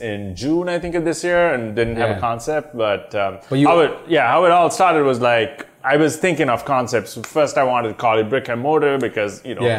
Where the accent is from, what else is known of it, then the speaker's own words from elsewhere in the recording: Sri Lanka; moved away as an adult; also born or lived in London, United Kingdom; now in Canada; So I'm originally from Sri Lanka. Okay. Grew up there till I was I'd say early 20s. Migrated to, not technically migrated, like went to the UK to do my undergrads.